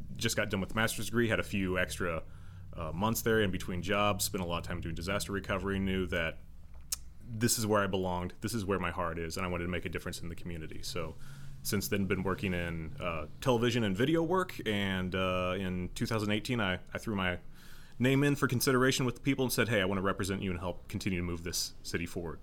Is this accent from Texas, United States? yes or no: no; Joplin, Missouri, United States; also born or lived in Carl Junction / Pittsburg, Kansas; I was born in Joplin at Oak Hill Hospital. Um, lived here the first fifteen years of my life